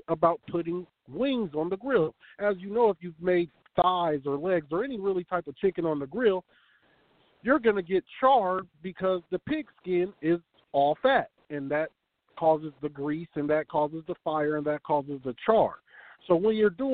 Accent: West Coast, United States; us fellas over here on the West Coast

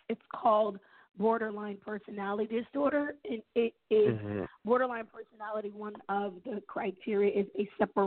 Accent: New York, United States; I'm from New York, born and raised.

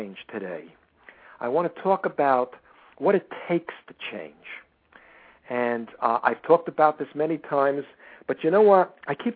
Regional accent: United States; I am an American

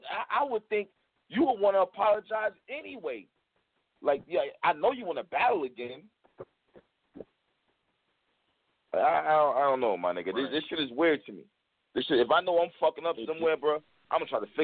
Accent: New York, United States; I'm from New York too.

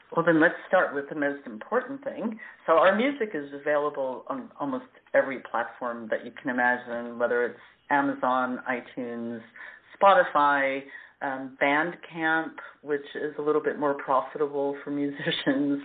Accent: New York, United States; moved away as an adult; also born or lived in Florida; now in Zurich, Switzerland; I was born and raised in New York

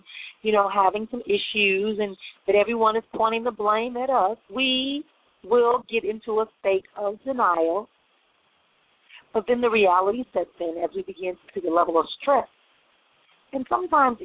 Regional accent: Milwaukee, Wisconsin, United States; moved away; making my move back to my hometown of Milwaukee, Wisconsin, official

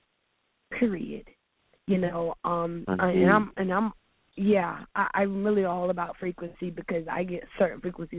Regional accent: Charleston, South Carolina, United States; now in Atlanta, United States; I'm from Charleston, South Carolina

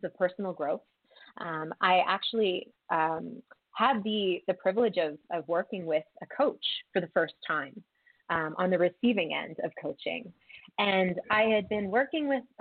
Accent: Wilmington, Delaware, United States; moved away as an adult; now in Colorado, United States; I'm originally from the East Coast, outside of Philadelphia, actually in Wilmington, Delaware. And I moved to Colorado, in 2007 for graduate school.

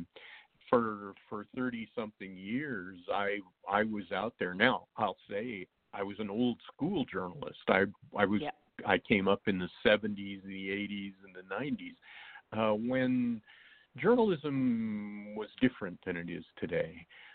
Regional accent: Wyoming, United States; now in Texas, United States; I live in Texas right now, but I grew up

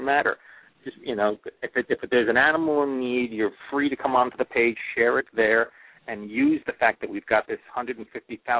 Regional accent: New Jersey, United States; I'm from Jersey

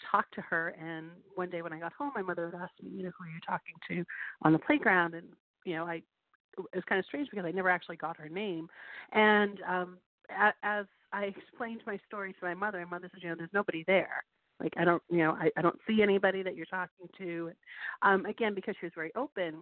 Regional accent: Western Massachusetts, United States; moved away as an adult; now in Portsmouth, United States; I grew up in Western Massachusetts

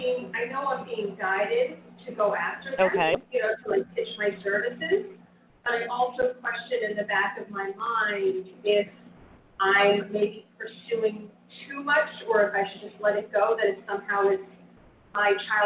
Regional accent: New Jersey, United States; New Jersey, the other side.

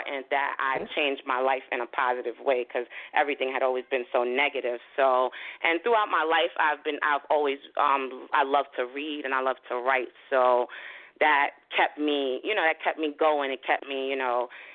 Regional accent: New York City, New York, United States; moved away as an adult; also born or lived in Haiti; now in New Jersey, United States; I'm originally from Flatbush, Brooklyn

